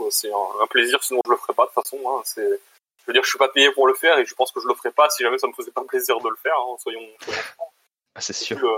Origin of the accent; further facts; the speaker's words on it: Switzerland; Bon, après, je viens de Suisse, donc je coûte pas très cher, quoi.